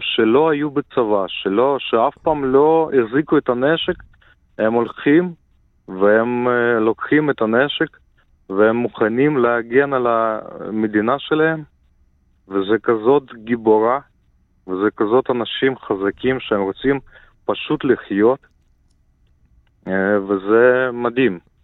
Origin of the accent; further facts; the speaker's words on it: Ukraine; moved away; also born or lived in Israel; אני מקורי מאוקראינה, נולדתי באוקראינה